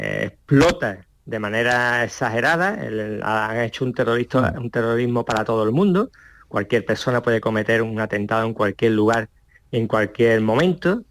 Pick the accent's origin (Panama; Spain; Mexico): Spain; Ceuta; natural de Ceuta